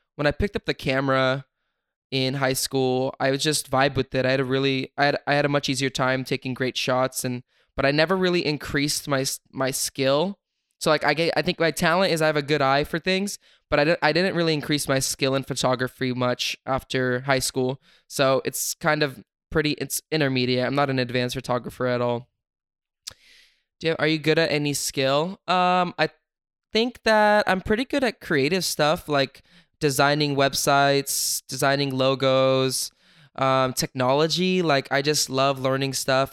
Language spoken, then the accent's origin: English; Sacramento, California, United States; I'm from Sacramento